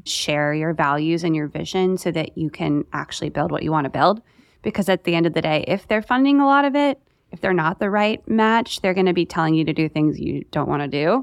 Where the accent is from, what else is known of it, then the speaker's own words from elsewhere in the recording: Raleigh, North Carolina, United States; I'm from Fa-, Raleigh